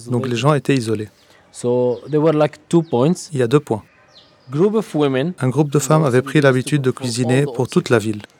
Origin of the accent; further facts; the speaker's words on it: Nablus, West Bank, Palestine; Je suis de Naplouse en Palestine. On l'appelle la capitale du nord de la Cisjordanie.